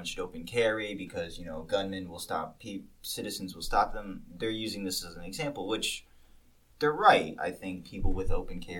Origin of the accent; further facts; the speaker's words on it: Milford, Connecticut, United States; we're from Milford, Connecticut, and the Milford Mall.